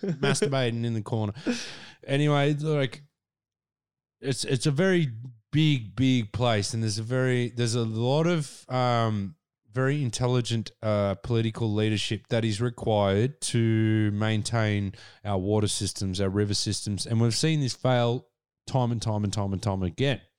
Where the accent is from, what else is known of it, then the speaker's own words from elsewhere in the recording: Australia; we are all Australian people